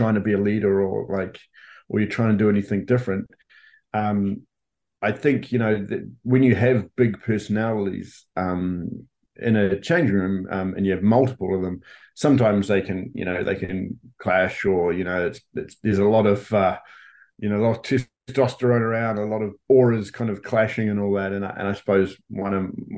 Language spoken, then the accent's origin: English; New Zealand; moved away as an adult; also born or lived in United States / Blackburn, England; a New Zealander playing in America